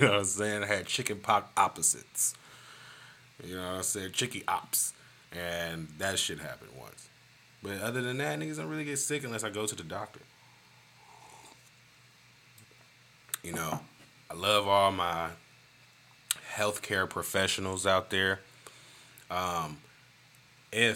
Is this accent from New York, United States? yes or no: no; Michigan, United States; now in Johnson City, United States; I'm from Michigan